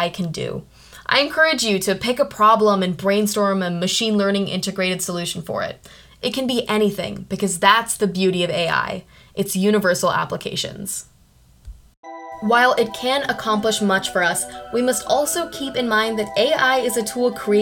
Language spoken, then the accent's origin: English; India; I'm from India